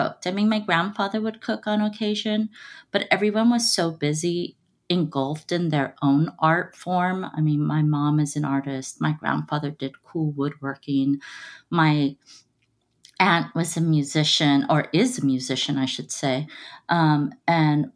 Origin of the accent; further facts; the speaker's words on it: Los Angeles, California, United States; I was born and raised in East Los Angeles. So I am a Los Angeles native